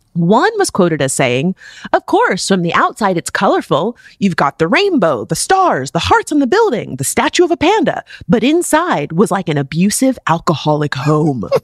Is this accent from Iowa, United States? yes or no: no; South Florida, United States; also born or lived in Michigan; I'm from South Florida